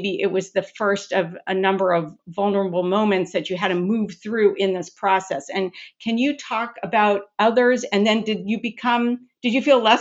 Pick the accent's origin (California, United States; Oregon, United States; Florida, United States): California, United States; Long Beach; moved away; I'm born and raised in Long Beach, California, and my whole family is still there